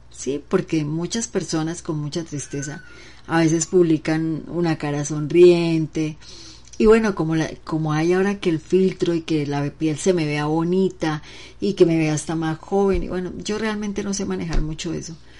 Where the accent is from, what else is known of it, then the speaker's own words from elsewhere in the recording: Bucaramanga, Santander, Colombia; also born or lived in Pamplona, Norte de Santander; mi tierra donde nací, una ciudad muy chica, Pamplona norte de Santander, y le dicen apio, pero acá donde yo vivo en Bucaramanga, bueno, toda mi vida casi más de 40 años he vivido en Bucaramanga